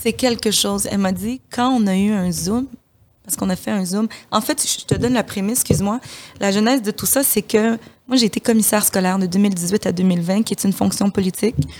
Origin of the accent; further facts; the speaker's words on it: DR Congo; moved away; je suis de la République démocratique du, Congo.